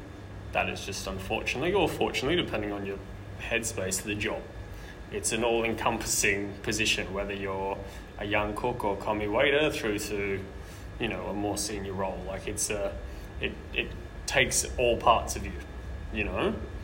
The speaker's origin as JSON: {"language": "English", "town": "Brisbane", "region": "Queensland", "country": "Australia", "lives_now": "Sydney, Australia"}